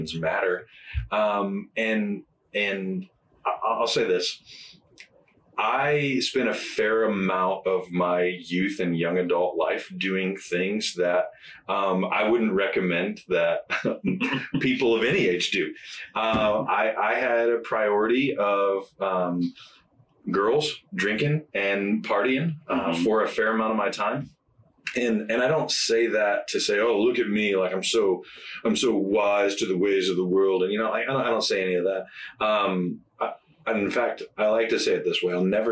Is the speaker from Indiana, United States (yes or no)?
yes; Indiana, United States; moved away as an adult; also born or lived in Memphis, Tennessee / Jonesboro, Arkansas; we're both from Indiana. We'd love to be back closer to family